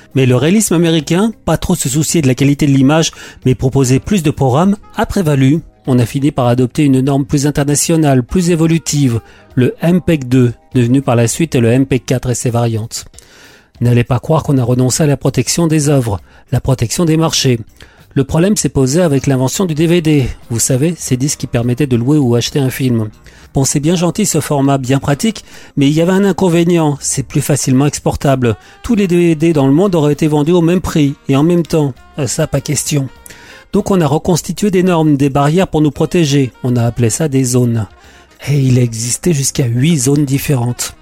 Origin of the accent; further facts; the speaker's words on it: France; chez nous en France